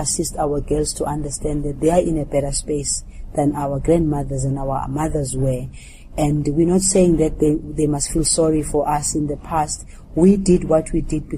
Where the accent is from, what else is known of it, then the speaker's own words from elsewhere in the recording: South Africa; as a South African who was in the liberation struggle